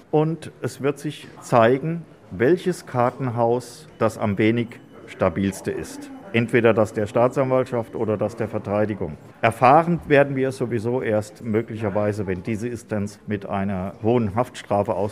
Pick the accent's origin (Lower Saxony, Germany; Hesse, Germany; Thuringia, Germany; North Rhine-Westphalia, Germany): Hesse, Germany; Ich komme aus der Nähe von Gießen und wir sind hier, um einfach die Solidarität mit UP1 zu zeigen.